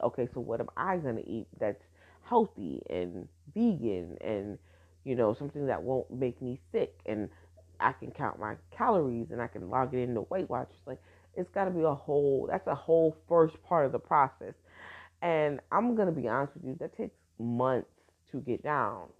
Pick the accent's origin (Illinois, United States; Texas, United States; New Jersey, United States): New Jersey, United States; Newark; I'm from Brick City, baby. Now I was born in Brick City. I was I was raised in Jersey